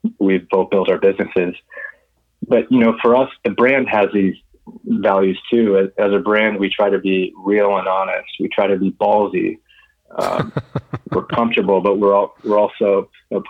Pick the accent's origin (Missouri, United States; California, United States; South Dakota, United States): South Dakota, United States; now in New York, United States; I'm from South Dakota and my wife's from Arizona